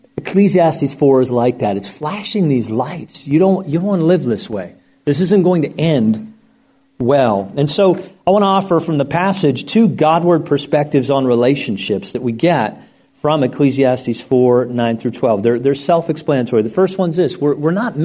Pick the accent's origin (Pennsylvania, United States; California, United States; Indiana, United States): Pennsylvania, United States; Lancaster County; now in Florida, United States; I grew up in Lancaster County, Pennsylvania